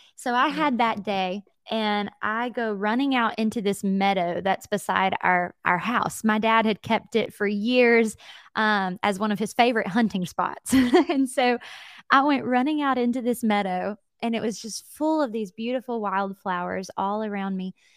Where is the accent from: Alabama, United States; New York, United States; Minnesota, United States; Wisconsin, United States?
Alabama, United States; Jacksonville; also born or lived in Atlanta, Georgia / Mobile, Alabama; I am from Alabama, and I was born into an incredible family of faith